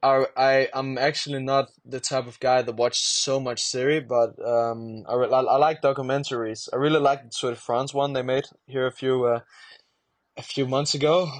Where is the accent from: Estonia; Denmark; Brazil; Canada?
Denmark; English is a second language; I am from Denmark